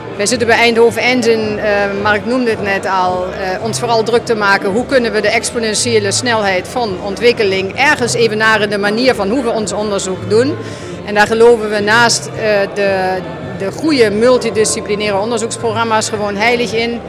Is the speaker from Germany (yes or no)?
yes; Germany; Dutch is a second language; now in Netherlands; Als Duitser ben ik uh, geadapteerd in Nederland en ik heb de cultuur leren kennen en omarmen.